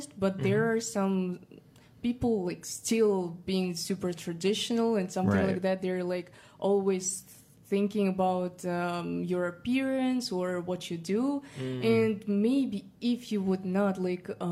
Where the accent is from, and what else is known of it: Kazakhstan; accent: more Russian; English is a second language; now in United States